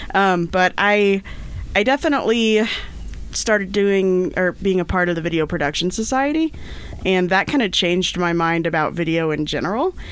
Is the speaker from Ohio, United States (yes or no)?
no; Indiana, United States; moved away as an adult; now in Idaho, United States; grow up in Indiana? Cause I did